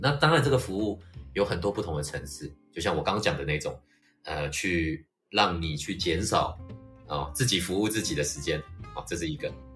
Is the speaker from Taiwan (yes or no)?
yes; Taiwan; 比如说汉族，在台湾，我们是不需要去学另外一个语言，可以跟嗯。其他人沟通